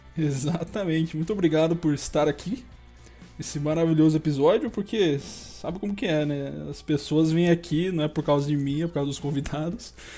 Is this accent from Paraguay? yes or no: no; interior of São Paulo, Brazil; eu sou do interior de São Paulo